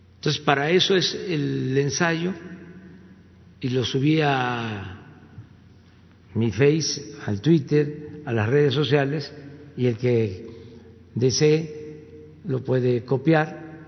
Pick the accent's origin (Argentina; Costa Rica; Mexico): Mexico; lo que somos los mexicanos